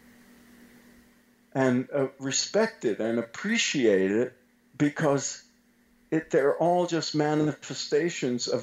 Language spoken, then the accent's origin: English; New York City, New York, United States; I grew up in Brooklyn in a very racially and ethnically mixed world when I was a little boy